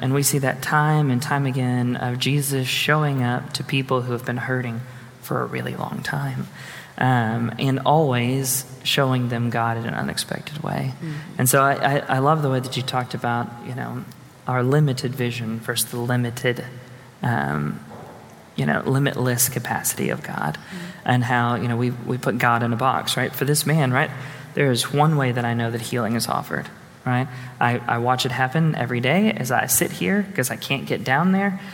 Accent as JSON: {"language": "English", "town": "Houston", "region": "Texas", "country": "United States", "tie": "born or raised there", "said": "I grew up in Houston"}